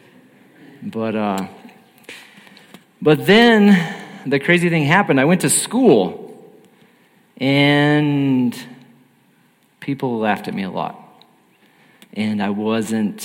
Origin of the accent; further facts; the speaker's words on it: Alamosa, Colorado, United States; now in El Paso, United States; I am from Alamosa, Colorado, and so that's down in the southern part of the state